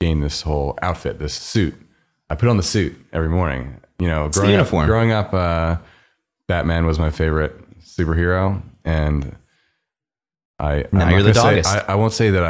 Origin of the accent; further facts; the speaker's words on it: Philadelphia, Pennsylvania, United States; now in New York, United States; I grew up outside of Philadelphia, suburbs, oldest son to Jewish doctors